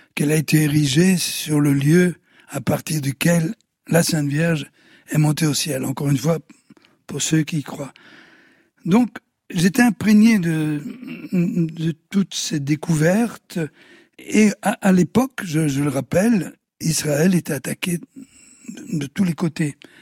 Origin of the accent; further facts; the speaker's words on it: Sicily, Italy; moved away; also born or lived in Belgium; de la Sicile, euh, dont je suis originaire, et de la Belgique